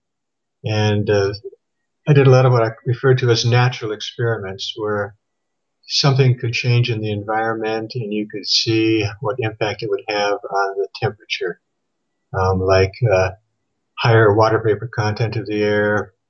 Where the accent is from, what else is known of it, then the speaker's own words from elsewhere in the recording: Thief River Falls, Minnesota, United States; moved away as an adult; also born or lived in Phoenix, Arizona; I was born and raised in Thief River Falls, Minnesota